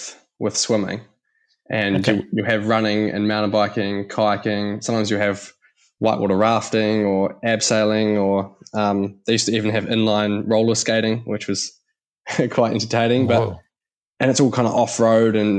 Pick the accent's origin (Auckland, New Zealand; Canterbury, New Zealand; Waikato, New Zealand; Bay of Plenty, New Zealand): Canterbury, New Zealand; Christchurch; I grew up in Canterbury, or Christchurch, New Zealand